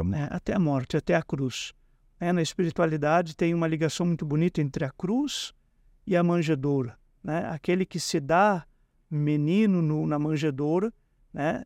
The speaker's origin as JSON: {"language": "Portuguese", "country": "Brazil", "said": "Como bons brasileiros"}